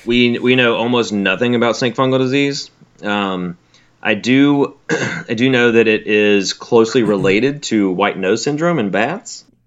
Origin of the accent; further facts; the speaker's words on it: Alabama, United States; now in South Florida, United States; where I grew up in Alabama